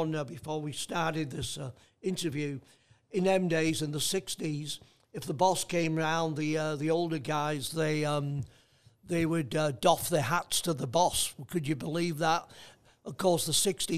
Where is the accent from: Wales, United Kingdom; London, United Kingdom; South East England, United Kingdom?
Wales, United Kingdom; North; now in Australia; my apprenticeship was done in the Welsh language, not the English language